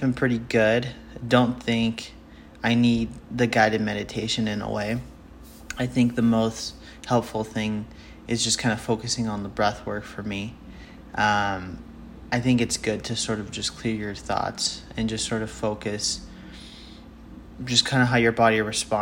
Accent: Utah, United States; I'm from Utah

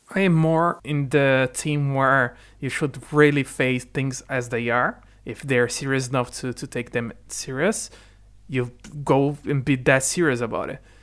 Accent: Brazil; first language Portuguese; English is a second language; moved away as an adult; also born or lived in Ireland; now in United Kingdom; my family immigrated to the Brazil, to Brazil

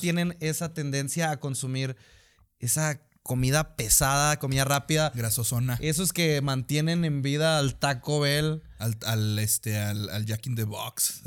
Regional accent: Mexico; nosotros somos mexicanos

